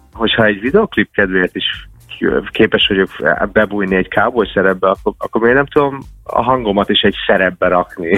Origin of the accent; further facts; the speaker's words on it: United States; first language English; Hungarian is a second language; now in Hungary; én Amerikában születtem, és Magyarországra költöztem. Nekem a Magyarország, most is lehet hallni a hangomon, de ez a második